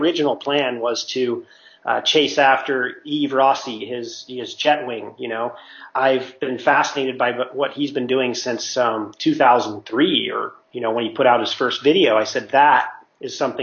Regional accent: Mammoth Lakes, California, United States; moved away; I'm from Mammoth, and my parents have a house

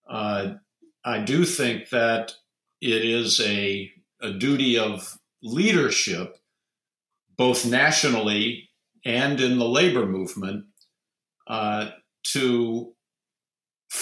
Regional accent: Ohio, United States; I'm from Ohio

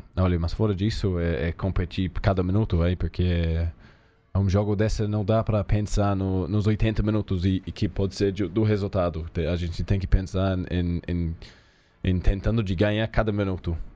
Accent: New Zealand; Portuguese is a second language; moved away as an adult; now in Brazil; crescendo na Nova Zelândia

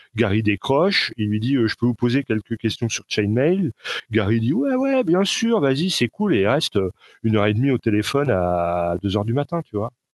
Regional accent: France; accent: Frenchy; mon accent Frenchy

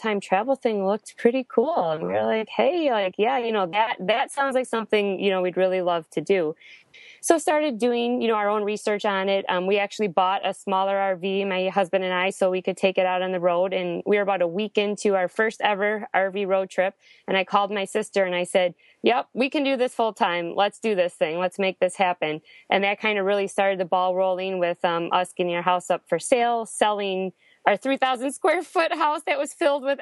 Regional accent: Wisconsin, United States; moved away; I'm actually from Wisconsin

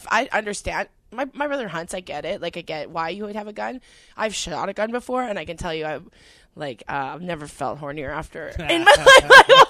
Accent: Edmonton, Alberta, Canada; moved away; also born or lived in Vancouver; It was shitty growing up. I grew up there. There was nothing.

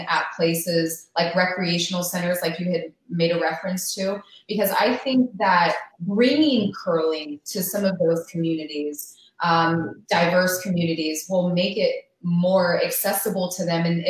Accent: California, United States; we're those from California

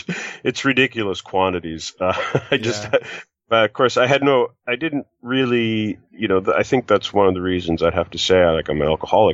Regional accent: Canada; Originally, actually, I'm from Canada.

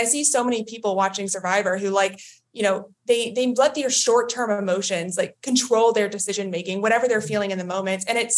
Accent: Texas, United States; now in Maryland, United States; Yeah, I'm from Maryland. I originally from Texas, but I live in Maryland now, and I'm an investment analyst.

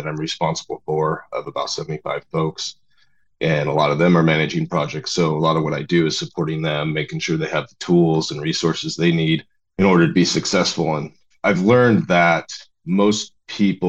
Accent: Oregon, United States; I grew up in Oregon.

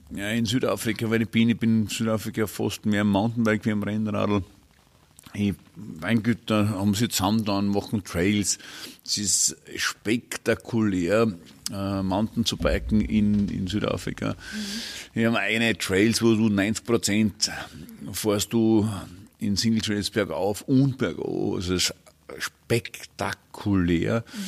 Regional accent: Burgenland, Austria; bei uns im Burgenland

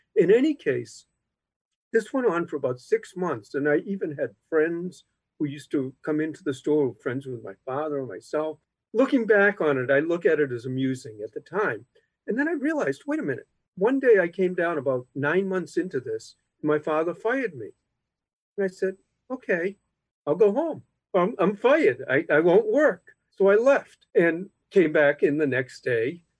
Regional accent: Boston, Massachusetts, United States; when I was growing up, my father insisted that I came in after school from Dorchester uh, when I was even in elementary school. And then uh, when I went to Boston Latin School

